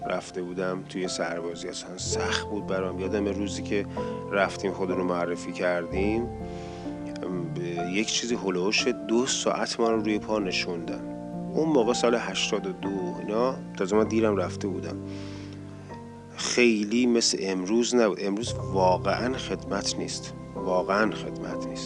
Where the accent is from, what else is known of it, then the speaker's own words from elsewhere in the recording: Kish, Hormozgan, Iran; now in Tehran, Iran; یعنی من از کیش اومدم تهران